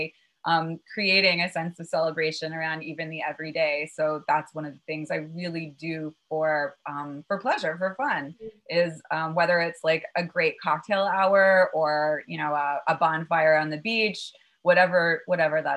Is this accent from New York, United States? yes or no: yes; New York City, New York, United States; also born or lived in Chappaqua, New York; I had one parent up in Westchester in a town called